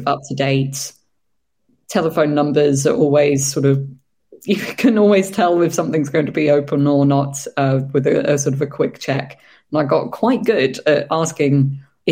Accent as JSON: {"language": "English", "country": "United Kingdom", "said": "I was going to be the only sort of British girl staying there that night"}